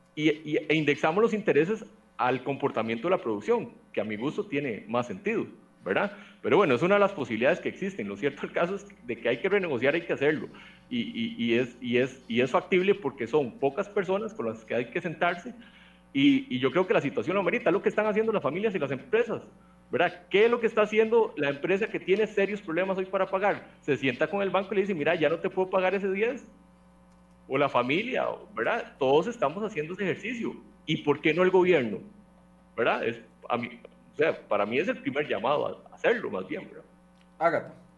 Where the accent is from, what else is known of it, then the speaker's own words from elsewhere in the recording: Costa Rica; como costarricense